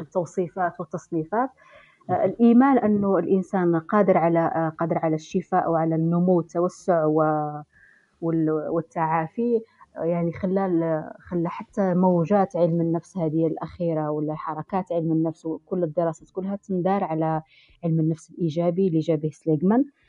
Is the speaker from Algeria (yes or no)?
yes; Algeria; نحن كجزائريين أو كثقافة جزائرية